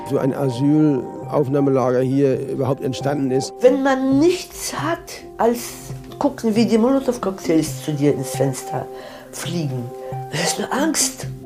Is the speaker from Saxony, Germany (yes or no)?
yes; Saxony, Germany; Ich komme aus Sachsen und deswegen bin ich extra hier.